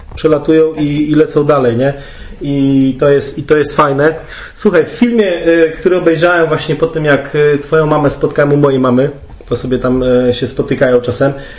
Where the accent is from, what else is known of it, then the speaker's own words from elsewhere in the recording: Olsztyn, Warmian-Masurian Voivodeship, Poland; oboje pochodzimy z Olsztyna